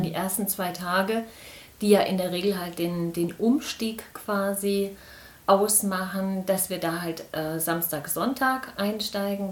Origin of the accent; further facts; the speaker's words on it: Biedenkopf, Hesse, Germany; ich bin hier in Biedenkopf geboren